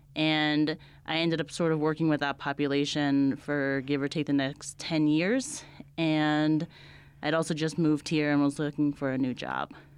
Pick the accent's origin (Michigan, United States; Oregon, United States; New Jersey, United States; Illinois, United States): New Jersey, United States; moved away as an adult; also born or lived in Delaware / Brooklyn; now in Albuquerque, United States; I'm from New Jersey. I grew up in a small town outside Giant Stadium, a small suburb right outside New York City